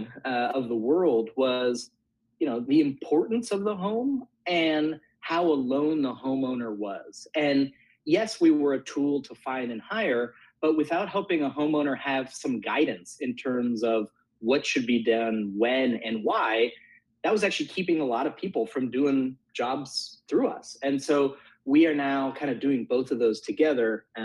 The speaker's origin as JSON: {"language": "English", "area": "Bay Area", "region": "California", "country": "United States", "tie": "born or raised there", "said": "I grew up in the Bay Area, and my parents are both Italian"}